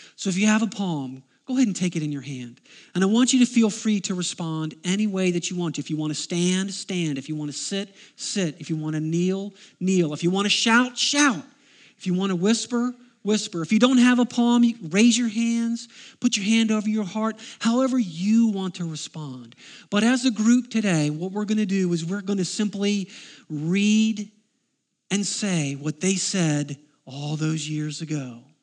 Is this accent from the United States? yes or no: yes; United States; I am an American